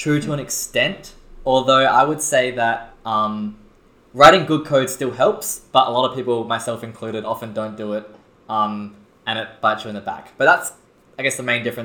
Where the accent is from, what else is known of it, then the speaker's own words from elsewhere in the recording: Adelaide, South Australia, Australia; now in Sydney, Australia; I'm from Adelaide